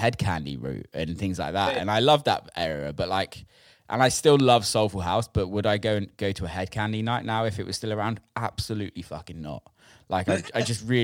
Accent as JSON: {"language": "English", "country": "United Kingdom", "said": "I'm from the UK"}